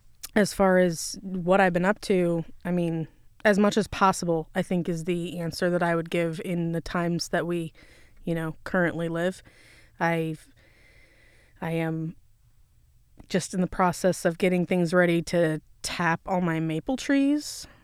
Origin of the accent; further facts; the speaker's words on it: California, United States; born there; I was born in Southern California, Los Angeles County, just where you were.